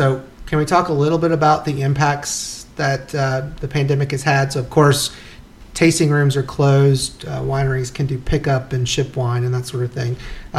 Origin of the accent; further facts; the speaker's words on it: Wilkes County, North Carolina, United States; I grew up in Wilkes County, so it wasn't that far when I lived there.